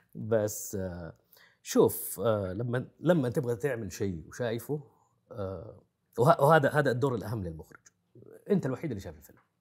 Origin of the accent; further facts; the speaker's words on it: Saudi Arabia; عندنا في السعودية